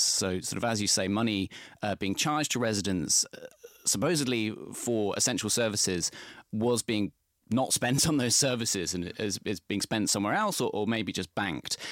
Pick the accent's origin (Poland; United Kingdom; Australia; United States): United Kingdom; Midlands; I'm from the Midlands